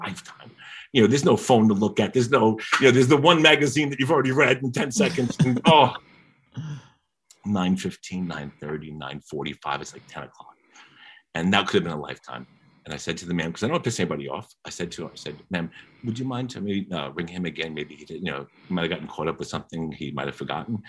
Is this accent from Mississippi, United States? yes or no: no; New York City, New York, United States; I'm a kid from Queens